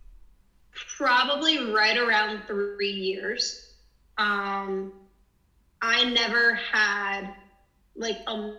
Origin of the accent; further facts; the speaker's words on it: Jacksonville, Florida, United States; I am from Jacksonville, Florida